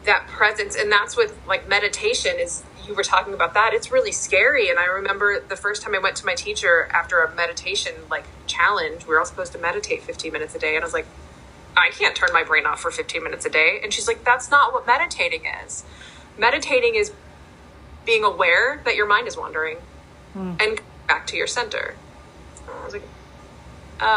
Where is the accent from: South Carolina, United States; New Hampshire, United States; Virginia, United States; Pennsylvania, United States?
Pennsylvania, United States; Pittsburgh; I was born in Pittsburgh